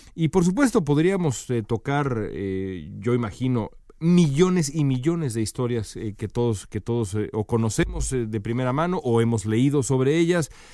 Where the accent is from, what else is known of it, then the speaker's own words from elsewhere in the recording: Mexico; todos nosotros somos mexicanos